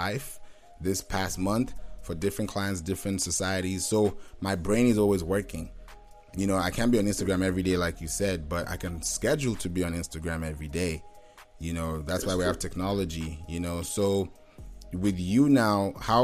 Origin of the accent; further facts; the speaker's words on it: Kenya; also born or lived in Nigeria / Houston; now in Atlanta, United States; I'm Nigerian by birth. I'm a national Nigerian, but I grew up in Kenya, but I've been in Atlanta for a while now.